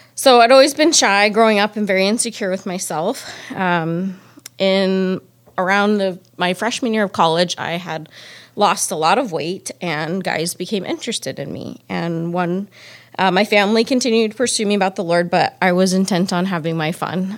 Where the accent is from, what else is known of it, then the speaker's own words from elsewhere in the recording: Phoenix, Arizona, United States; moved away; I was born and raised in Phoenix, Arizona.